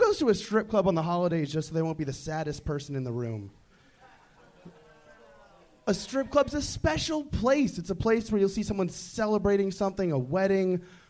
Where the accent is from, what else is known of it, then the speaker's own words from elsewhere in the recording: Boston, Massachusetts, United States; Boston, Massachusetts.